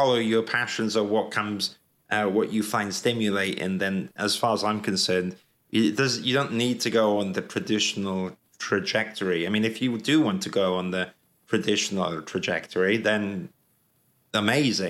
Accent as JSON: {"language": "English", "region": "Wales", "country": "United Kingdom", "tie": "born or raised there", "also_born_or_lived": "London", "moved": "as an adult", "said": "when I was growing up in Wales"}